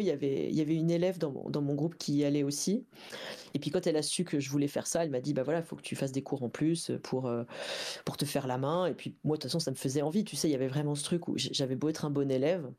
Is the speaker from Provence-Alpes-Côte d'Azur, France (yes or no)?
no; Dole, Bourgogne-Franche-Comté, France; moved away; j'ai grandi dans le Jura, tu vois, à Dole